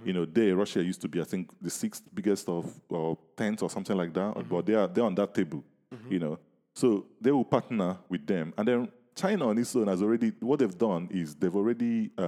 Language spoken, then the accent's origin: English; Nigeria; I grew up in Nigeria.